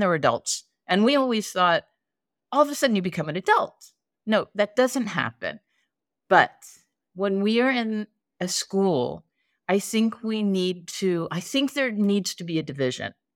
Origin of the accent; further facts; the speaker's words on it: East Coast, United States; I grew up on the East Coast.